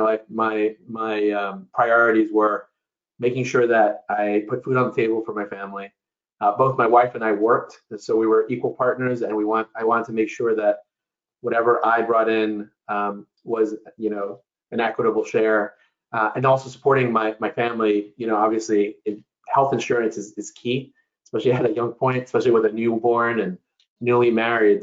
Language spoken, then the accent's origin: English; New York City, New York, United States; I was born and raised in New York City. Um, my parents came from Ecuador.